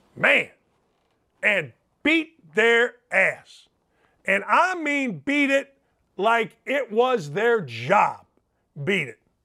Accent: Merrillville, Indiana, United States; now in Indianapolis, United States; I'm from Northwest Indiana

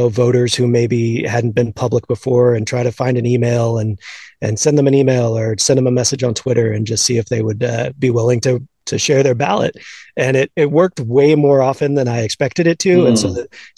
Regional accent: Houston, Texas, United States; I grew up in Houston, an Astros fan, kind of late 80s and all throughout the 90s

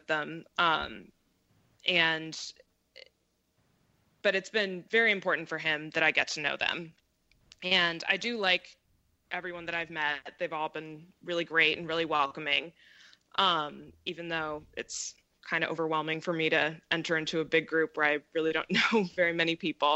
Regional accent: Seattle, Washington, United States; moved away as an adult; I moved back to Washington State, which is Seattle's my hometown

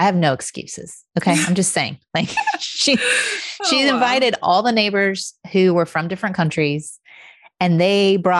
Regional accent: Indiana, United States; I'm from Indiana

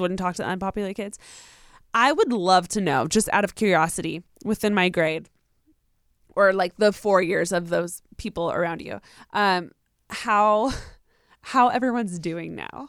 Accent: Riverside, California, United States; I'm from Riverside

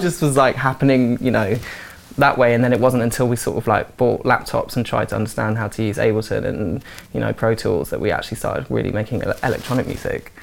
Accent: Forest of Dean, South West England, United Kingdom; moved away as an adult; now in London, United Kingdom; I moved when I was 18 from the Forest of Dean. I was living at my mum's house with her and my brother

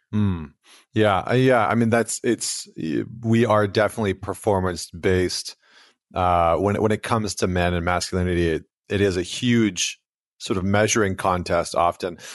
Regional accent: Alberta, Canada; I'm from Alberta, Canada

